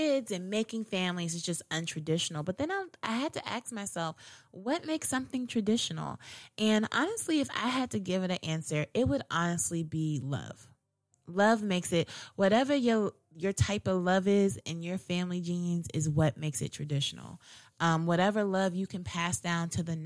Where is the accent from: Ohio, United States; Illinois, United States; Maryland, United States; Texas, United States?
Maryland, United States; Howard County; growing up in Howard County